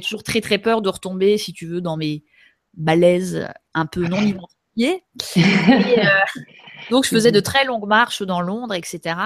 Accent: Pays de la Loire, France; je suis née dans le Maine-et-Loire en 1980

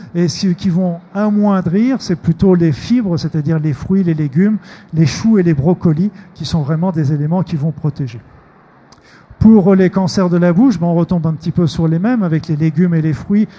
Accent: Normandy, France; je suis normand

